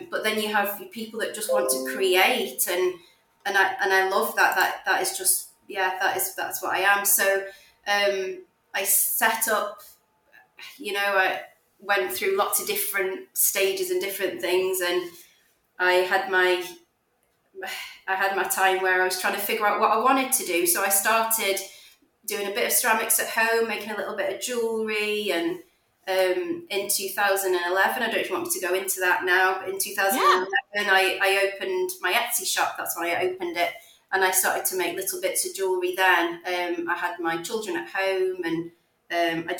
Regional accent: Stoke-on-Trent, West Midlands, United Kingdom; I am from the Midlands in a place called Stoke-on-Trent

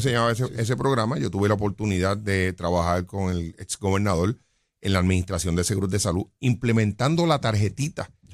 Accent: Jayuya, Puerto Rico; yo soy natural de Jayuya

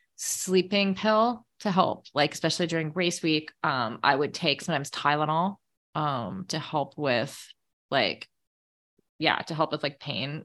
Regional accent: Canada; also born or lived in Middle East; as a Canadian

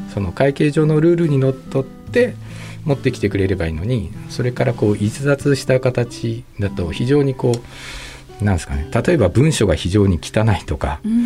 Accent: Tokyo, Japan; moved away as an adult; now in Nagasaki, Japan; 東京で生まれて、まあ、大学卒業までで金融機関までずっと東京だったんですけど

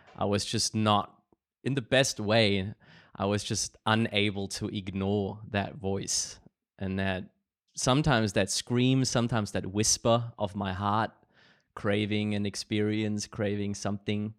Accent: Germany; growing up in Germany

